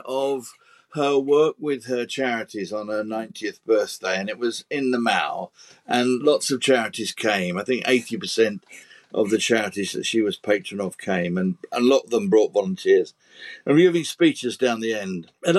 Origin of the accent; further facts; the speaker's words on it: United Kingdom; And being British, of course, we didn't run out of pims. We ran out of tea.